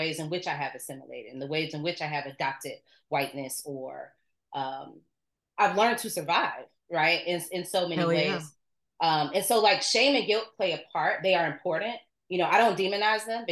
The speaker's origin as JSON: {"language": "English", "town": "Chicago", "region": "Illinois", "country": "United States", "tie": "born or raised there", "said": "Born and raised on the South Side of Chicago"}